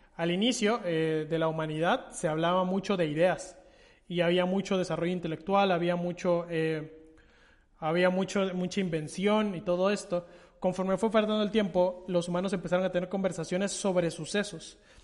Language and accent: Spanish; Guatemala; realza mi identidad como guatemalteco